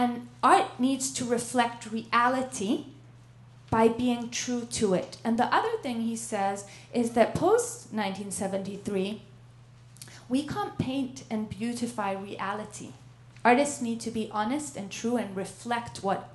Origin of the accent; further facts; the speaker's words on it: Israel; I grew up on in Israel